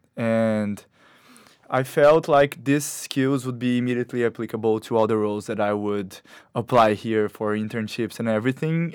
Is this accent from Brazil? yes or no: yes; Brazil; moved away as an adult; now in New York, United States; I, I come from Brazil